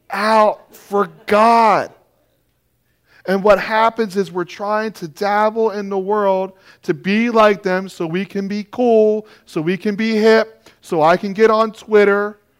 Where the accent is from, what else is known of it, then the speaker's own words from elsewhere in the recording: Maine, United States; I'm from Maine. I'm learning a lot about snow and ice.